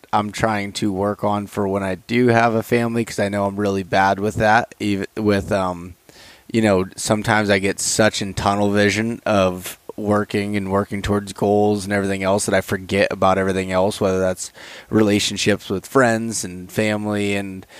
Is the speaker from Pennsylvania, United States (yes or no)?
yes; Pennsylvania, United States; back home, I was getting texts from Pennsylvania